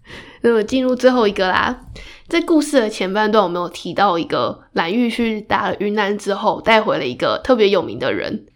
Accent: Taiwan; 我们台湾人熟知的国姓爷郑成功

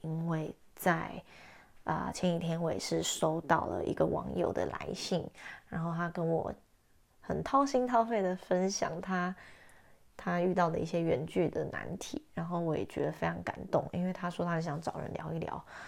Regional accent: Taipei, Taiwan; 我们两个都是台北人

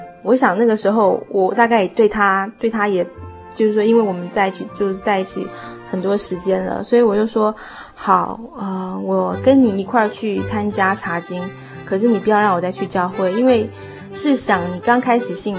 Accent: United States; born there; 其实我在台湾也没有身份，因为我是在美国出生的

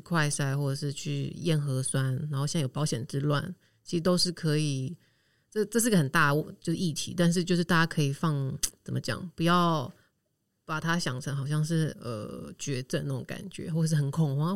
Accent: Taiwan; moved away as an adult; now in Berlin, Germany; 我是一个台湾人

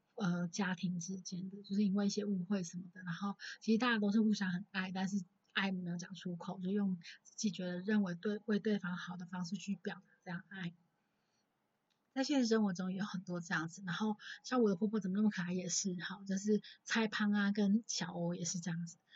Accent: Taichung, Taiwan; 我从小在大，台中长大，然后也没有所谓的爷爷奶奶，然后爸爸妈妈从小也很忙

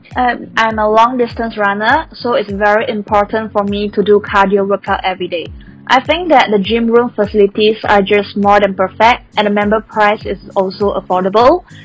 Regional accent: Malaysia; first language Chinese; English is a second language; moved away as an adult; now in Taiwan; I'm a Chinese born in Malaysia, that's why we speak Chinese.

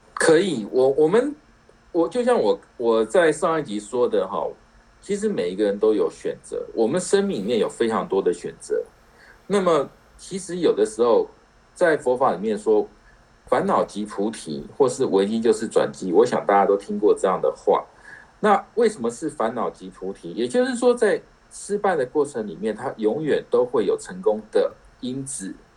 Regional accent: Taiwan; 我们台湾人

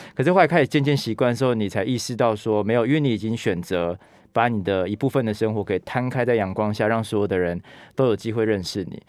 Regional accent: Taitung, Taitung County, Taiwan; moved away as an adult; also born or lived in Taipei / United States; 因为我是台东长大的孩子嘛

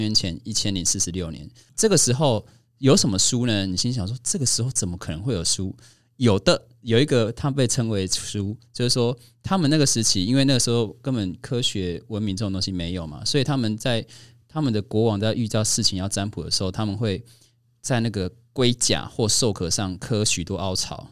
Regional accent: Kaohsiung, Taiwan; 我们是高雄人嘛

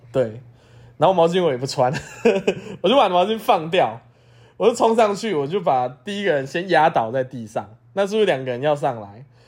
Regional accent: Taiwan; 我是台湾人嘛

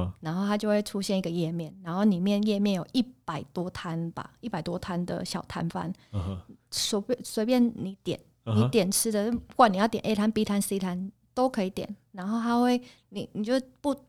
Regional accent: Taipei, Taiwan; also born or lived in Kaohsiung / Poland; 其实我是高雄出生，台北长大。

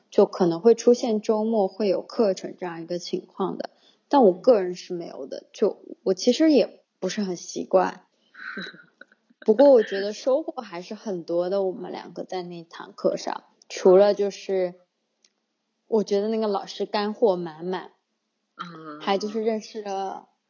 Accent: Sichuan, China; moved away as an adult; now in Shanghai, China; 我的家乡在四川，因为我的城市是蛮小的，一个十八线不知名的小城市

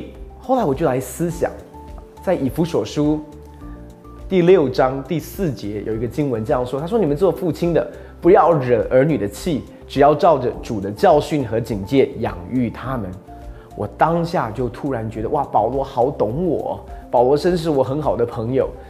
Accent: Taiwan; 那你要知道，我们台湾人的文化习俗就是你我不能够跟他说乖

